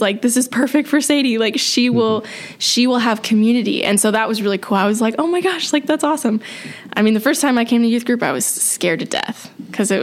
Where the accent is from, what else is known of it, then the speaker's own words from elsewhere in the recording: Leo, Indiana, United States; also born or lived in Columbia City, Indiana; I grew up in Leo, which is north of Fort Wayne. And that's where I was born